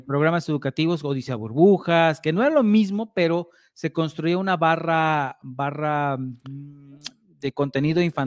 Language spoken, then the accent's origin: Spanish; Mexico; somos los mexicanos